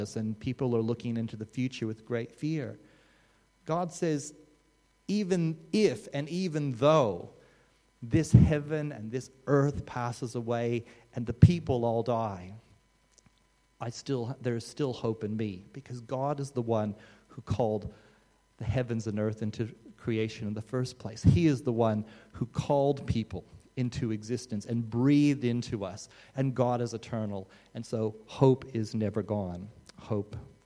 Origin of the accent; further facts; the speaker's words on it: Australia; as an Australian